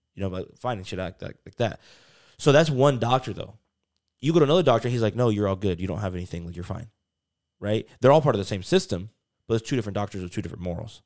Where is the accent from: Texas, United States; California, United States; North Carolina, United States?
North Carolina, United States; I grew up in, like, North Carolina